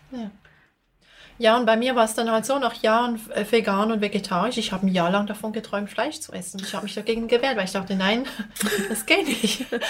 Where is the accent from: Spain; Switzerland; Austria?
Switzerland; Basel, Basel-Stadt; now in Bern, Switzerland; ich komme eigentlich aus Basel, aber ich lebe in Bern.